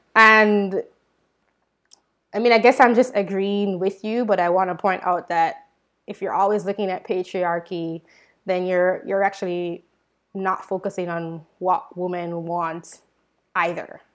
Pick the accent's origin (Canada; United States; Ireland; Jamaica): Jamaica; moved away; I'm from Jamaica